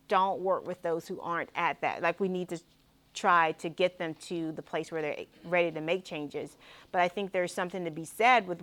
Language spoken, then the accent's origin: English; South Carolina, United States; moved away; also born or lived in Midwest; I'm a Southerner, born and bred South Carolinian, but I haven't been here for a while.